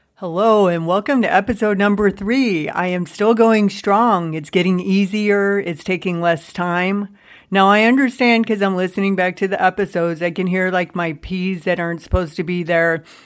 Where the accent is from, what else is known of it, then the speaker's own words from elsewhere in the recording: Youngstown, Ohio, United States; moved away as an adult; also born or lived in Seattle, Washington / Columbus, Ohio; my hometown of Youngstown, Ohio